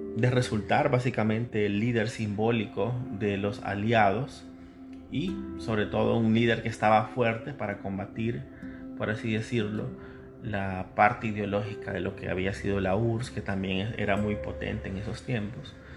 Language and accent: Spanish; El Salvador